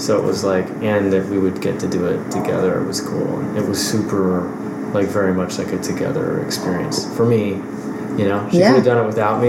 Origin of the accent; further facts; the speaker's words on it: Texas, United States; moved away; I grew up in Texas